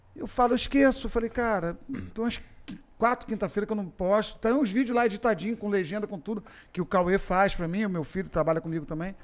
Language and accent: Portuguese; Macaé, Rio de Janeiro, Brazil; moved away as an adult; eu fui criado em Macaé